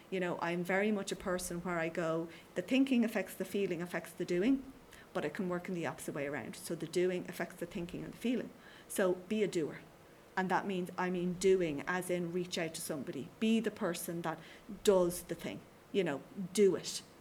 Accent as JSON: {"language": "English", "town": "Skerries", "region": "Leinster", "country": "Ireland", "said": "Yeah, and I say, you know, I'm from Skerries."}